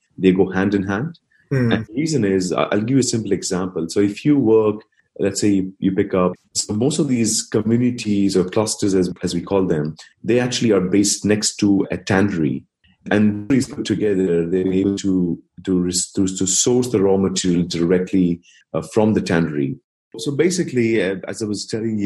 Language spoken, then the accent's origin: English; New Delhi, Delhi, India; moved away; So I was born and raised in India